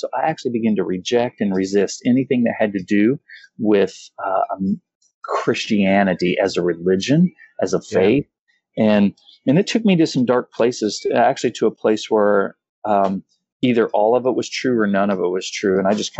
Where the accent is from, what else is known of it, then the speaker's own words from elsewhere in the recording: Kansas, United States; I actually came from a I'm from Kansas. However, the first 8 years of my life, I had like 11 different addresses.